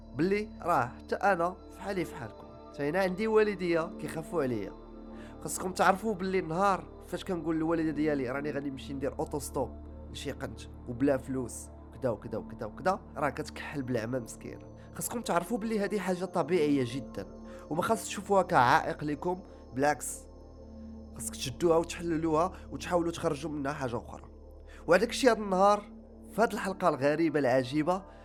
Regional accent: Meknes, Fès-Meknès, Morocco; حنا عندنا في مكناس

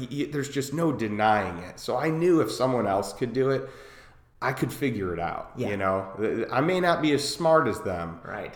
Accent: Chicago, Illinois, United States; moved away as an adult; also born or lived in Champaign, Illinois / St. Louis, Missouri; now in Austin, United States; I grew up in Chicago. I grew up in a suburb of Chicago

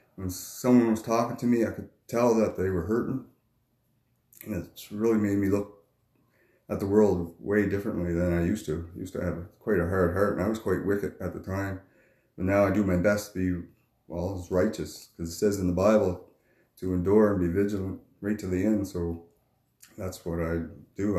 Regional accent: Cape Tormentine, New Brunswick, Canada; moved away as an adult; now in Moncton, Canada; I grew up in Cape Tormentine, New Brunswick. I moved to Moncton now.

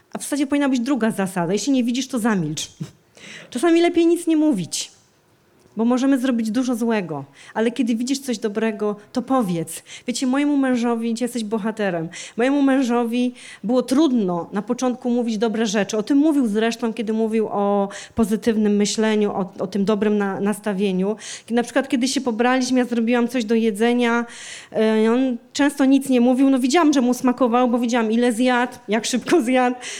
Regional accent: Częstochowa, Silesian Voivodeship, Poland; w kościele, w którym e, się wychowałam, w którym się nawróciłam, w kościele w Częstochowie

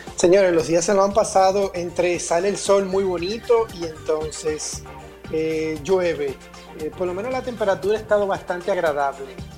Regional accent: Dominican Republic; nosotros como dominicanos

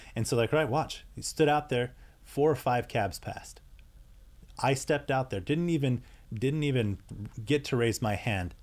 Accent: United States; I'm European American

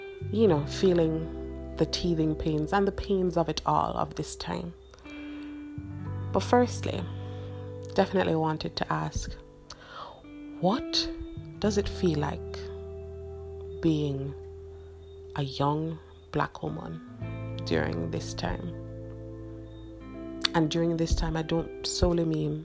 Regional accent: Jamaica; I am Jamaican

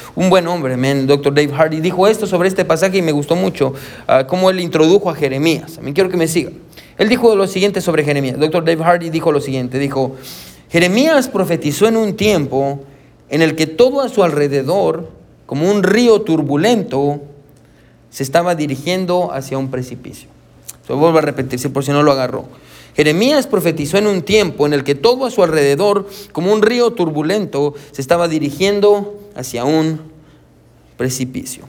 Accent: Guatemala; now in United States; yo soy de Guatemala, y yo extraño Guatemala.

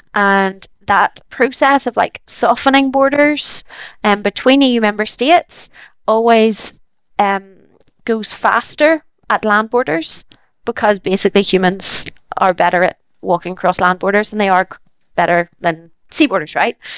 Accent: Ireland; as an Irish

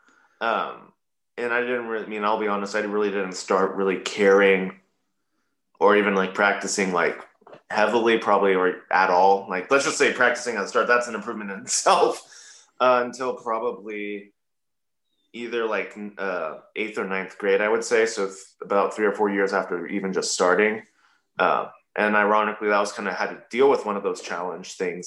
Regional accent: Lincoln, Nebraska, United States; I actually grew up on a farm in the middle of nowhere that no one would guess that, right? And grew up there probably until, 13, 14 or so, but it was always on the outskirts of Lincoln. And then we moved actually into Lincoln.

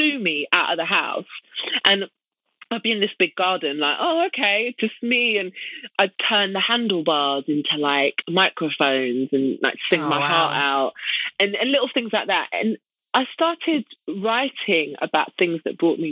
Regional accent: United Kingdom

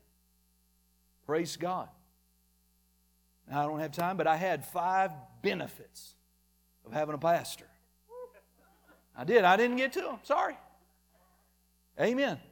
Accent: Muskogee, Oklahoma, United States

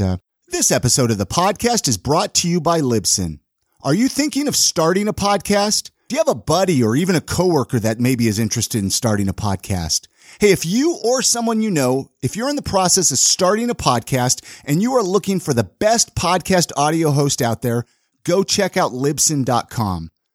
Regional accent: Southern California, United States; I grew up in Southern California

